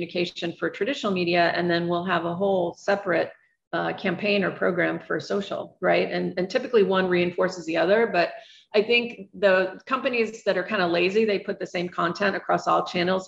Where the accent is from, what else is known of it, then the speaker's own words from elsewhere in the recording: New York City, New York, United States; as a New Yorker